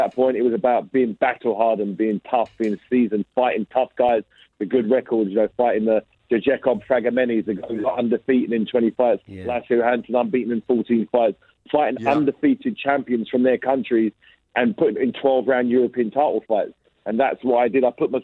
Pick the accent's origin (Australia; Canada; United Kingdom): United Kingdom; England; I'm a British fighter. I'm from England.